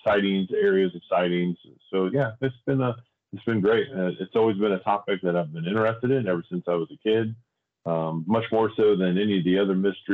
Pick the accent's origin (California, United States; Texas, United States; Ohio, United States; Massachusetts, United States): Ohio, United States; Darke County; I grew up in Dark County, Ohio